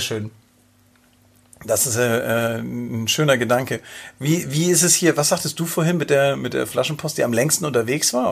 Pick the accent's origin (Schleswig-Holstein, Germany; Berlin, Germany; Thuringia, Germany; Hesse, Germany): Schleswig-Holstein, Germany; near Schleswig; ich bin äh, an, der, an der Schlei groß geworden, äh, in der Nähe von Schleswig.